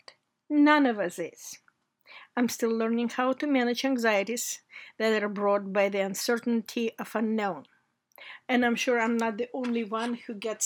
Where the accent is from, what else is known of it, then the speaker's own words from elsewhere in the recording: Georgia; moved away as an adult; now in United States; I came here from places where in my youth we didn't have enough food or necessary household items. I came here from the Republic of Georgia, which used to be part of the Soviet Union.